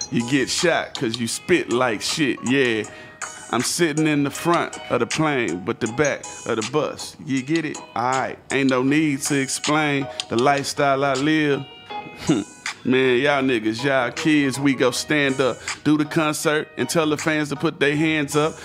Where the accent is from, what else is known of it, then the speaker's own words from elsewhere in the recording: Houston, Texas, United States; I'm from Houston